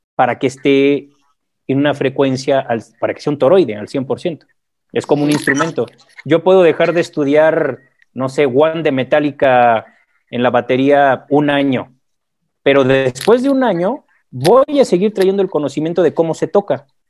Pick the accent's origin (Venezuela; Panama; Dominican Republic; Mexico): Mexico; soy mexicano, tengo 43 años. Eh, mi madre es mexicana, mi padre es colombiano